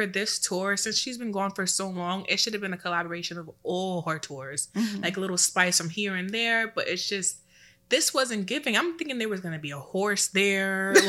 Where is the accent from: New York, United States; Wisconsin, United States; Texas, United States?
New York, United States; New York City; I'm from Brooklyn.